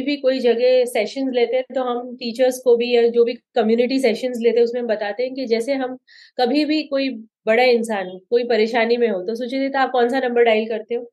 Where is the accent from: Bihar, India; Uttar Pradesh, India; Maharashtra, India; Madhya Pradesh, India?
Maharashtra, India; Mumbai; मेरा सबसे बिकॉज मैं बॉम्बे से आती हूँ तो मैं मैं कहूँगी मेरा सबसे फेवरेट खाना पाव भाजी